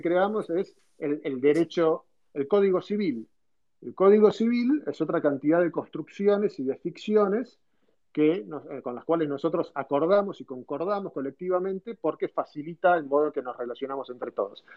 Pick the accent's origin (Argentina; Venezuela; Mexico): Argentina; moved away as an adult; also born or lived in United States; nosotros como argentinos